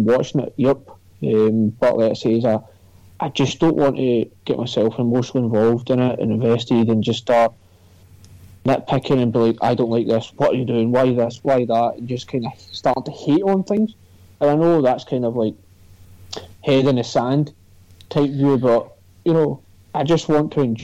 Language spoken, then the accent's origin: English; Scotland, United Kingdom; there's two other Scotsmen on social suplex